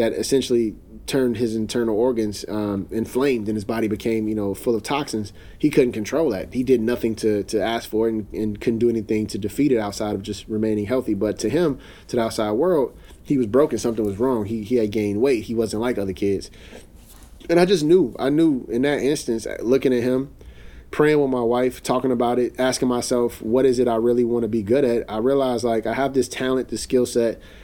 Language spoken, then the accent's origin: English; Chicago, Illinois, United States; I'm in my hometown